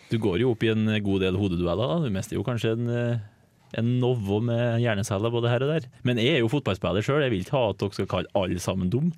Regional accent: Trøndelag, Norway; Som trønder

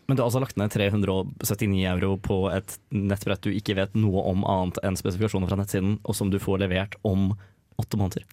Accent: Oslo, Norway; moved away; Jeg kommer fra Oslo

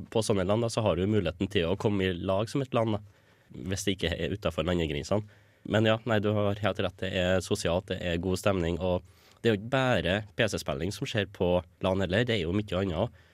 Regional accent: Stjørdal, Trøndelag, Norway; moved away as an adult; now in Trondheim, Norway; jeg kommer fra Stjørdal

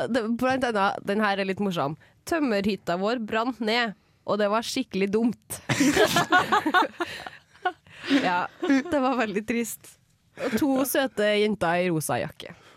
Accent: Trondheim, Trøndelag, Norway; Sjøl om jeg er fra Trondheim kommune. Ja. Jeg er fra en plass som heter Byneset

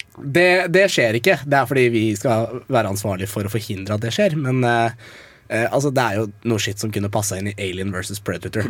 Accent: Eastern Norway, Norway; jeg er fra Østlandet

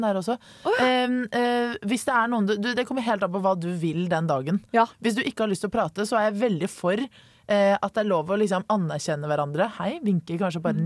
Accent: Oslo, Norway; moved away as an adult; now in Trondheim, Norway; jeg var i, hjemme i Oslo i helgen

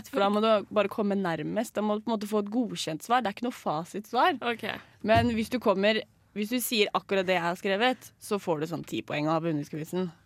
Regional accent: Lørenskog, Akershus, Norway; Jeg er fra Lørenskog.

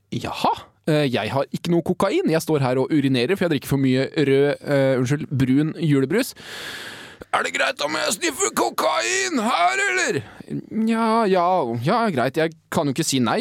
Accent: Hønefoss, Buskerud, Norway; moved away; Jeg var hjemme i Hønefoss

